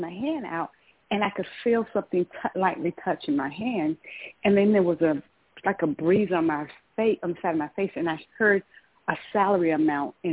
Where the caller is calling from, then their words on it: Georgia, United States; I'm calling from Georgia.